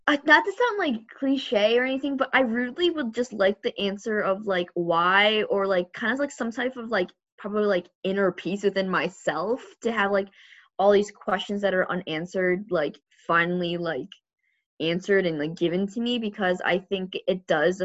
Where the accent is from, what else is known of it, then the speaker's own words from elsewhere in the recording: Illinois, United States; also born or lived in Changsha, China; I'm from Illinois. I was adopted from Changsha, China, officially in 1998.